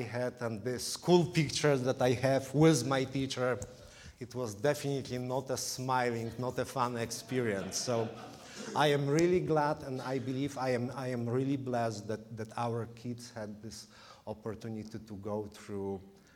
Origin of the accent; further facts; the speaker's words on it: Poland; English is a second language; moved away as an adult; now in Illinois, United States; was born and raised in Poland, as you probably can hear from my from the way I speak English